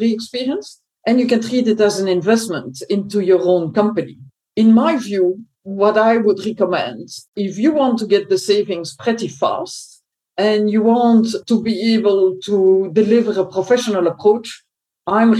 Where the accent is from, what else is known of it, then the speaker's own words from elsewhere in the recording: Belgium; I was born in Belgium.